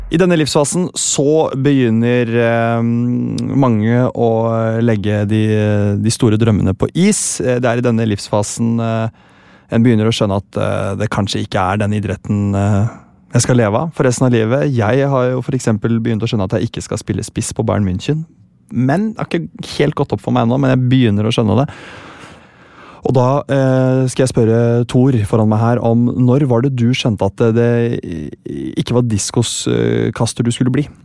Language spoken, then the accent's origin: Norwegian; Sandefjord, Vestfold, Norway; Jeg er fra Sandefjord